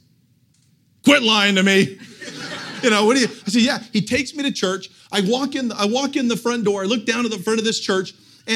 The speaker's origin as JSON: {"language": "English", "town": "Portland", "country": "United States", "said": "I'm actually from Portland, so I got in my car, I moved home"}